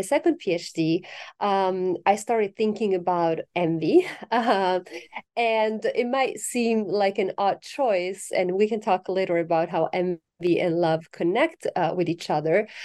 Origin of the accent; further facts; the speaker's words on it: Italy; moved away; I'm originally from Italy